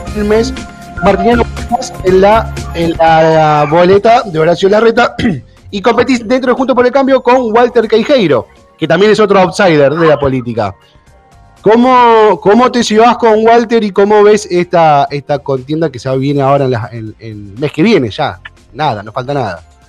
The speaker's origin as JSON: {"language": "Spanish", "country": "Argentina", "said": "cómo somos los argentinos, le buscamos la vuelta"}